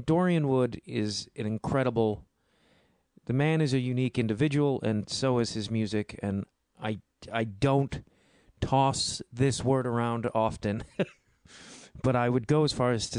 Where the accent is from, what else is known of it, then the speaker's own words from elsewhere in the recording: outside of Chicago, Illinois, United States; That's how people in my hometown actually speak outside of Chicago. Not Chicago proper